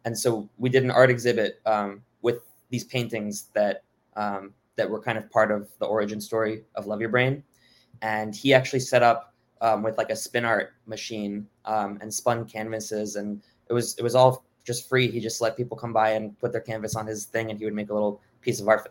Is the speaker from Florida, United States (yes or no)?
yes; Miami, Florida, United States; also born or lived in Boston / Oklahoma City; I, I grew up in Miami